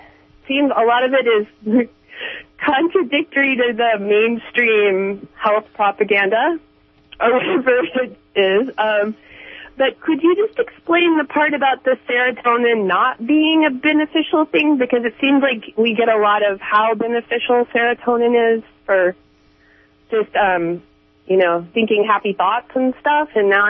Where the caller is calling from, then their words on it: Arcata, California, United States; I'm from Arcata.